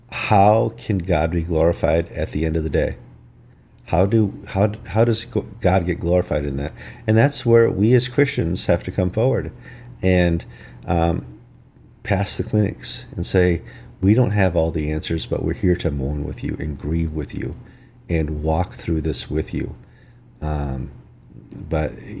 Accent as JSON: {"language": "English", "region": "northern Wisconsin", "country": "United States", "tie": "born or raised there", "said": "I grew up in Wisconsin, in northern Wisconsin, and I grew up next to the Chippewa Reservation"}